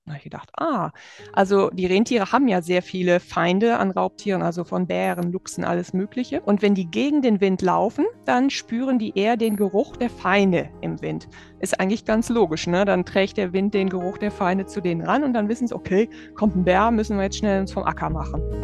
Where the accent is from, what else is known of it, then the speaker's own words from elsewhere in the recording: Germany; moved away; bei uns in Deutschland